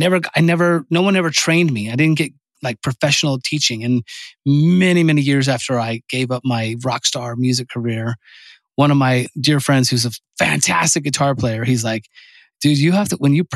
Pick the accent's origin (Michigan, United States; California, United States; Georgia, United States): California, United States; I'm from California